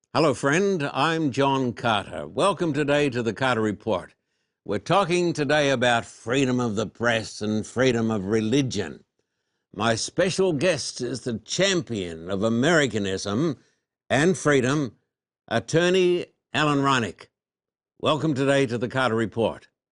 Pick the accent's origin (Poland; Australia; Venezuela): Australia; moved away; I was brought up in Australia